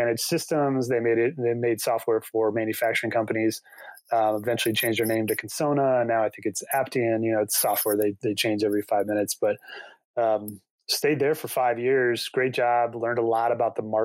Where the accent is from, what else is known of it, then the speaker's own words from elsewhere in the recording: South Bend, Indiana, United States; also born or lived in Chicago, United States; now in Colorado, United States; I grew up in South Bend where we used to get 10, 12 inches of lake effect snow